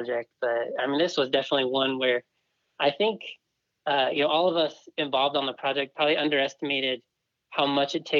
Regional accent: Southern California, United States; now in Utah, United States; I grew up in Southern California

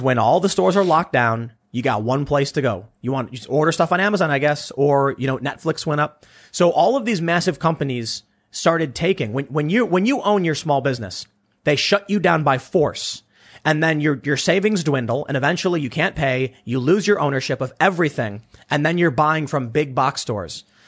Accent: Chicago, Illinois, United States; I come from Chicago

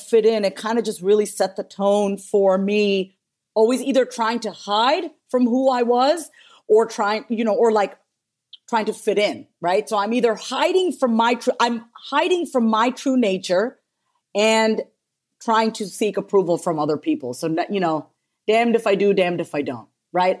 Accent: New York, United States; we were born and raised in New York

